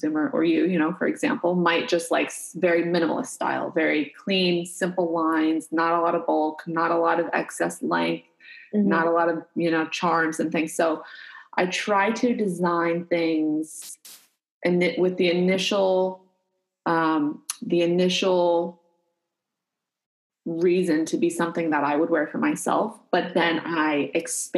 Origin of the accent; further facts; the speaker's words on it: United States; I'm American